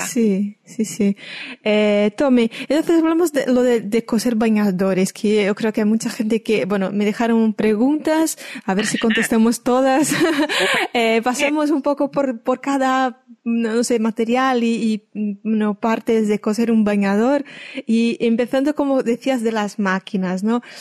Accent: Brazil; moved away; Eso me hizo recordar de niña que en Brasil

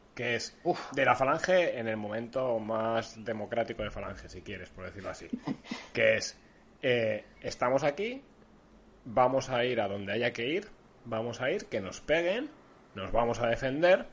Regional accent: Basque Country, Spain; País vasco, aquí somos todos muy progres, somos todos muy vascos

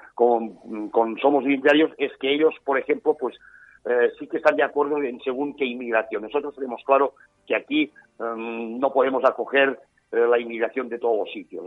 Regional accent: Catalonia, Spain; yo como español que soy

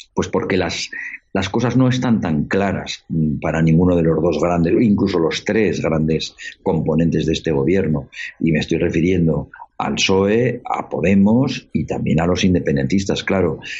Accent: Spain; Somos los españoles

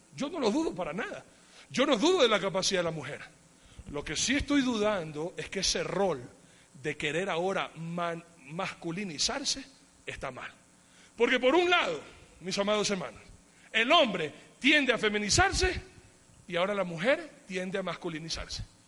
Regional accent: Ecuador; yo soy bien ecuatoriano, aunque tenga pinta de otra cosa, pero yo soy bien ecuatoriano

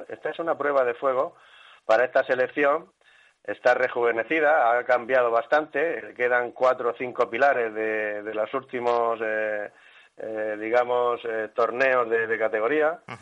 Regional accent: Spain; como buenos españoles

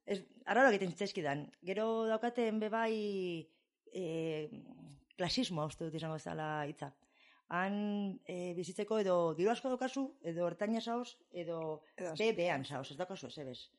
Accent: Basque Country, Spain; also born or lived in Shreveport, Louisiana, United States / Texas, United States; ama bost beterekin edo etorri nintzen ona bizitzera, amarekin, barandu zela gurasoak, eta, ba, hemen eman nuen amar bat urte, amabi bat urte

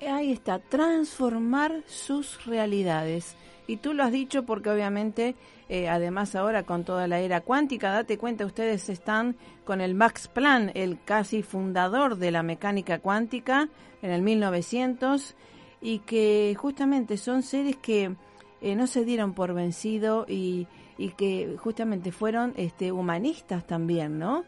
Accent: Rosario, Santa Fe, Argentina; como rosarigacinos, como argentinos

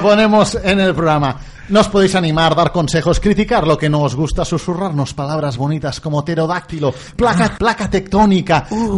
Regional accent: Catalonia, Spain; accent: Catalan; tenemos un poco de acento catalán

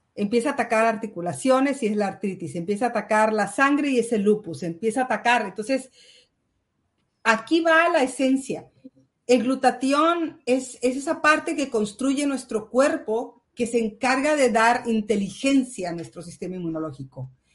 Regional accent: Mexico; now in Spain; Yo soy mexicana

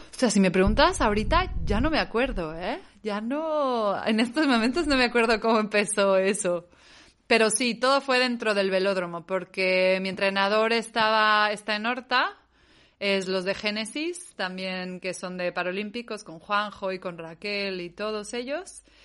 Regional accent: Mexico; moved away as an adult; also born or lived in Catalonia, Spain; now in Spain; Me salí de México desde los 18, 19, tan pronto pude

